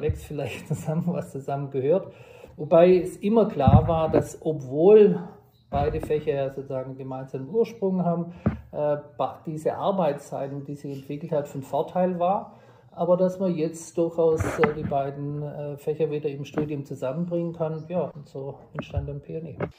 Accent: southwest Germany, Germany; moved away as an adult; also born or lived in Tübingen / Stanford; now in Bayreuth, Germany; Ich komme ursprünglich aus dem Südwesten der Republik

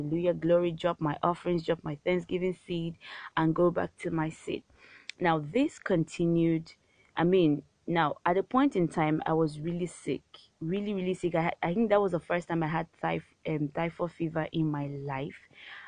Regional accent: Warri, Delta, Nigeria; I grew up in Warri. I was born there and I grew up in Warri.

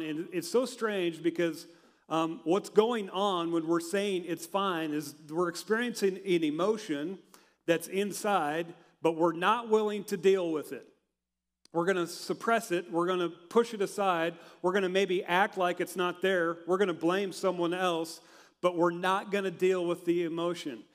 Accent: Hershey, Nebraska, United States; moved away as an adult; also born or lived in Denver, Colorado; growing up in Hershey, and uh, I went to Colorado Christian University in Denver

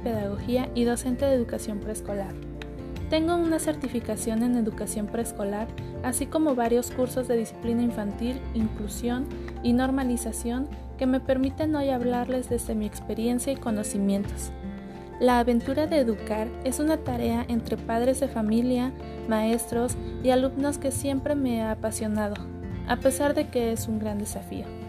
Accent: Mexico; soy mexicana

